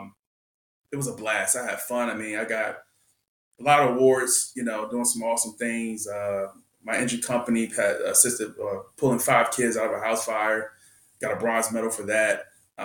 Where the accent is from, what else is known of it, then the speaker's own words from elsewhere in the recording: Washington, District of Columbia, United States; moved away; also born or lived in Montgomery County, Maryland; I grew up in Southeast Washington, and then later moved to Montgomery County